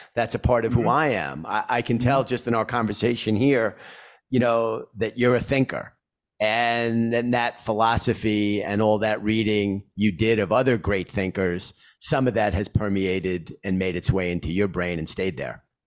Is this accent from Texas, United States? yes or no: no; New York City, New York, United States; I grew up in Queens and when I was going to school